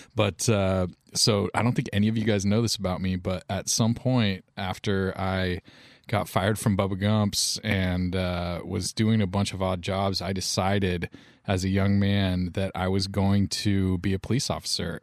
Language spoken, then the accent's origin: English; United States; as an American male young man